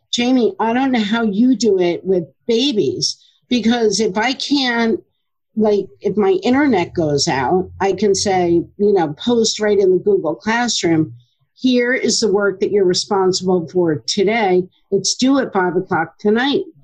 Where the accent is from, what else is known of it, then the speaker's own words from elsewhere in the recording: Middletown, New Jersey, United States; also born or lived in Asbury Park, New Jersey; I grew up in Middletown